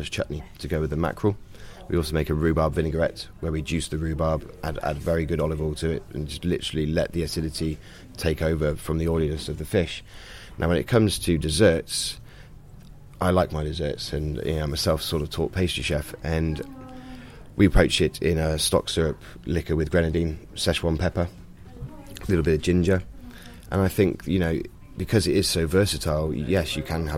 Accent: Bath, South West England, United Kingdom; moved away as an adult; also born or lived in French Alps; I'm originally from Bath.

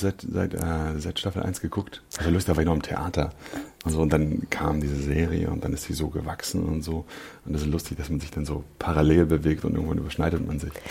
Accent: Berlin, Germany; ich bin Berliner. Ich bin äh, Südneukölln aufgewachsen.

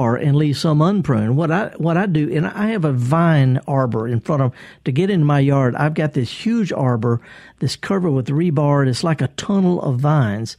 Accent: the South, United States; accent: thick Southern; I'm a Southerner and I got kind of a thick accent

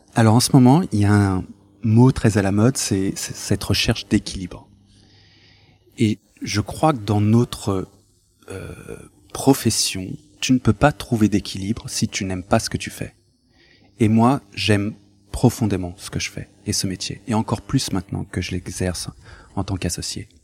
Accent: France; Je suis né en France, euh, j'ai été à, l'école publique française, euh, républicaine

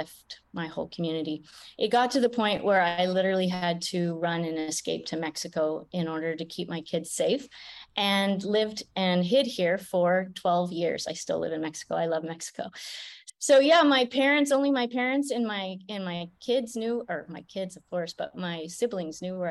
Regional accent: Canada; I grew up in Canada

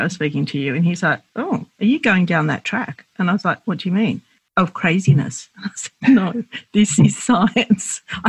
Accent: Australia; we're Lebanese Australian and my parents immigrated to Australia, to Sydney in the 50s.

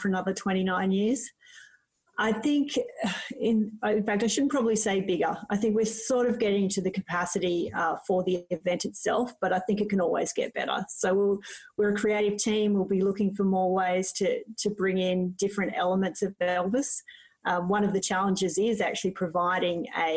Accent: Cowra, New South Wales, Australia; moved away as an adult; also born or lived in Brisbane, Australia; now in Parkes, Australia; I grew up in Cowra, only an hour away.

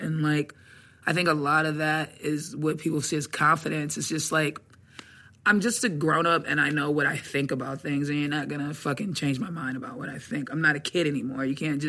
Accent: Atlanta, Georgia, United States; I was born in Atlanta.

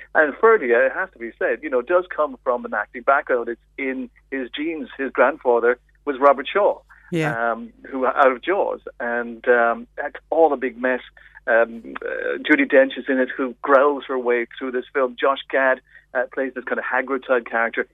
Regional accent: Ireland; as an Irish person

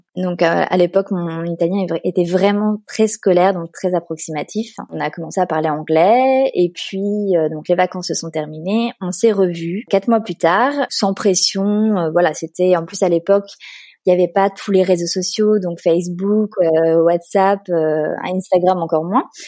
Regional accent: Paris, Île-de-France, France; moved away as an adult; also born or lived in Turin, Italy / Bologna, Italy / Lausanne, Switzerland / Geneva, Switzerland; now in Barcelona, Spain; je suis originaire de Paris

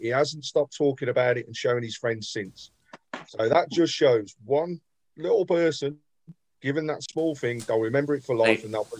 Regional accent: Birmingham, West Midlands, United Kingdom; Born and bred at Bromley, mate. I was in Kings Norton. Forever there.

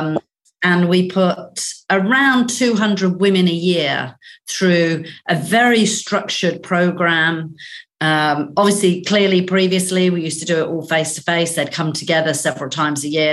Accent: Northern Ireland, United Kingdom; moved away; also born or lived in Australia; I grew up in Northern Ireland. We left Northern Ireland during the Troubles.

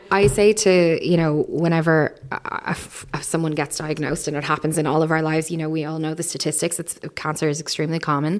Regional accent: Ireland; as Irish people

